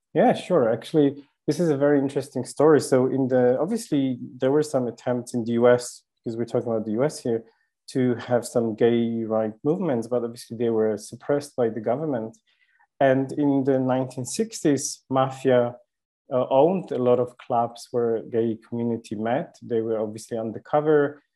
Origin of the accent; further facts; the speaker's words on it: Poland; moved away; I was born in Poland, and I'm lucky not to live there.